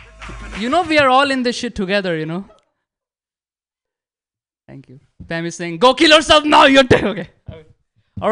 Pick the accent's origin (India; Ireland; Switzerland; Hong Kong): India; moved away as an adult; now in United States; I'm so Indian